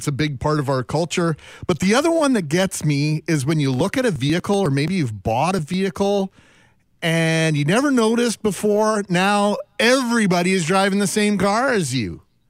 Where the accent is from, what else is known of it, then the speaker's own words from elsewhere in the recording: Winnipeg, Manitoba, Canada; growing up in Winnipeg